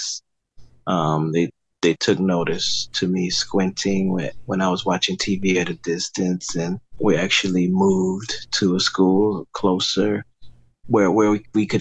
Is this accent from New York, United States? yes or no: no; Miami, Florida, United States; now in Fort Lauderdale, United States; I am from Miami, Florida. I was born there, lived there until I was about 28.